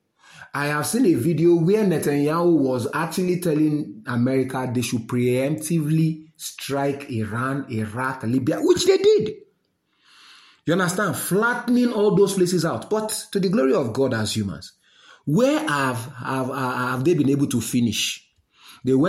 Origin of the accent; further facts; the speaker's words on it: Nigeria; I'm a Nigerian